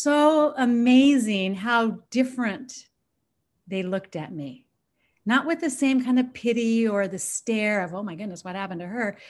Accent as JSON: {"language": "English", "region": "Washington", "country": "United States", "tie": "born or raised there", "said": "I grew up in the Northwest, Washington State."}